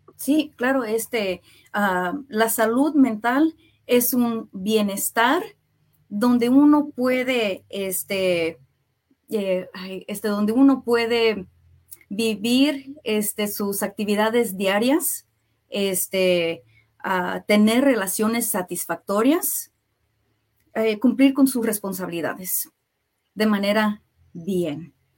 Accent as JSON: {"language": "Spanish", "town": "Kansas City", "region": "Kansas", "country": "United States", "tie": "born or raised there", "said": "soy de aquí de Kansas City, nací, me creé aquí en Kansas City, pero mis papás, mi familia, este, son de México"}